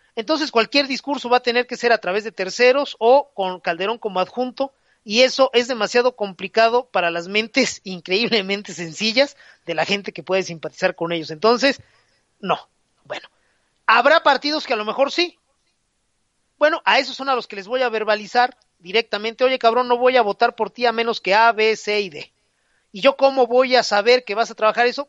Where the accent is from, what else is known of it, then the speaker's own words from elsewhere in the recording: Mexico; todos los impresores de México